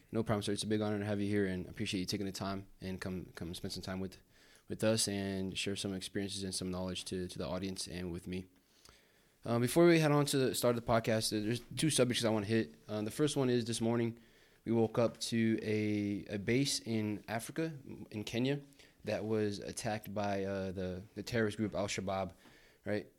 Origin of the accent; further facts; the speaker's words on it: Brazil; now in United States; I was born in the States and I grew up in Brazil.